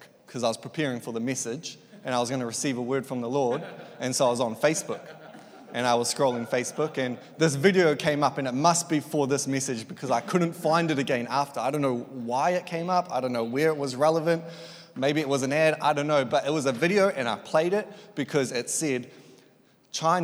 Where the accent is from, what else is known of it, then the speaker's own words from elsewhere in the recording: Tauranga, Bay of Plenty, New Zealand; I grew up in Tauranga, Elim, been there since I was one